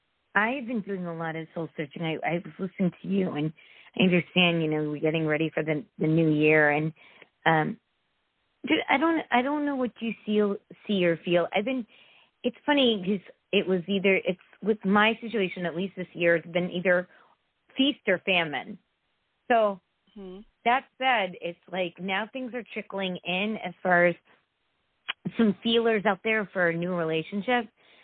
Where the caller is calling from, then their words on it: Connecticut, United States; Hi, Catharine. … from Connecticut.